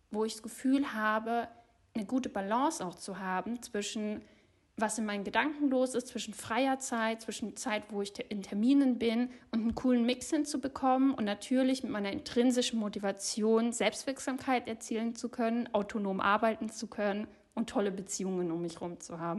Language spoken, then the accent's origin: German; Munich, Bavaria, Germany; born there; Seit zwei Jahren kann ich dank Remote Work wieder in Oberbayern leben. Ich bin gebürtige Münchnerin